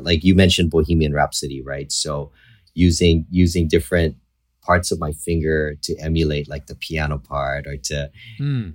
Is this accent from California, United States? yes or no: no; Hawaii, United States; I was born and raised in Hawaii.